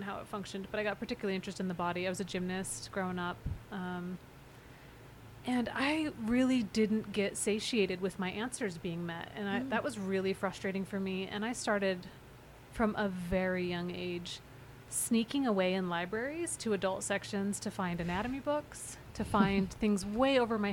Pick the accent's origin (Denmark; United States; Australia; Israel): United States; Davis County, Utah; I grew up in Utah, non-Mormon. I grew up in Davis County, non-Mormon